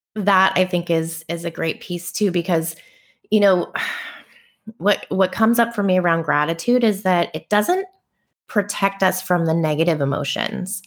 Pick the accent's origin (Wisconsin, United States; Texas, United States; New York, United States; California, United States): California, United States; Bay Area; growing up in the Bay Area